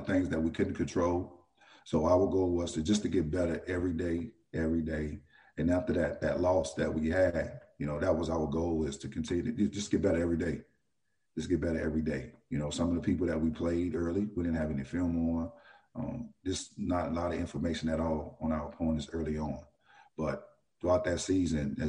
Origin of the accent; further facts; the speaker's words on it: New Orleans, Louisiana, United States; I was born and raised in New Orleans